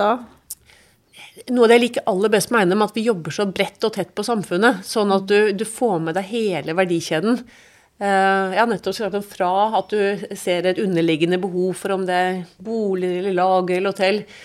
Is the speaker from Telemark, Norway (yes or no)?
no; Oslo, Norway; also born or lived in London / Munich; nå skal vi flytte der vi skal være så lenge Ida går på skolen, og da også lillesøster Vibeke. Og det ble Oslo